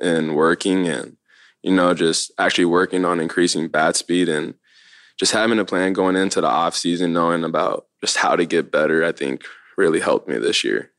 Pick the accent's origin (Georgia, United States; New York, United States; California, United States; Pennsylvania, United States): California, United States; Long Beach; also born or lived in Lakewood, California; Born in Long Beach, and then once I was, like, eight or nine, moved to Lakewood, which is right around the corner.